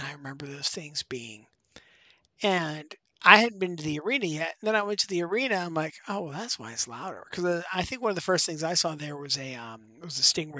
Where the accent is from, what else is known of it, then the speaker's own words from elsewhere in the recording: Pittsburgh, Pennsylvania, United States; moved away; like what I grew up with in Pittsburgh